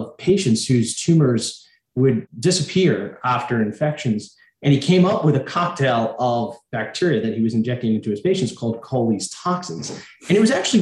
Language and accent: English; Long Island, New York, United States; I grew up in downstate New York in a little town called Sable on Long Island